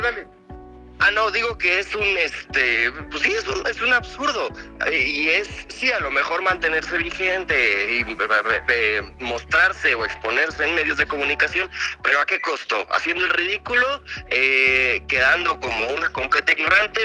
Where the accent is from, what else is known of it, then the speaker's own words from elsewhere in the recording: Mexico; como ciudadanos mexicanos